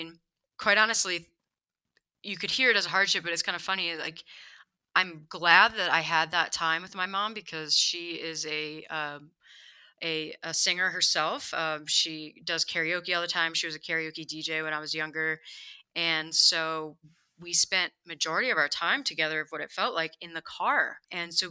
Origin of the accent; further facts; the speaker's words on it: Harrisonburg, Virginia, United States; also born or lived in Glen Burnie, Maryland; now in Denver, United States; And then when my parents separated, my dad moved to Virginia, and my older brother and I moved out there with him.